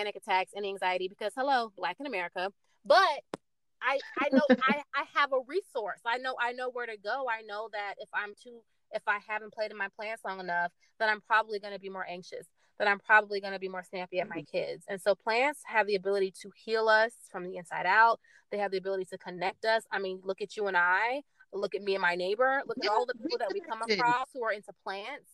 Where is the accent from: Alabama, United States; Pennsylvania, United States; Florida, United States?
Florida, United States; Tallahassee; now in Orlando, United States; I was raised in Tallahassee. Elementary to high school, Tallahassee, Florida